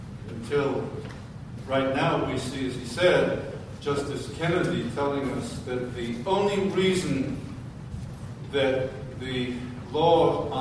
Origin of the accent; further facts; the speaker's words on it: Liverpool, North West England, United Kingdom; moved away; also born or lived in France; In 1964, I came from Liverpool. And then I went and taught in the south of France, in godless, secular France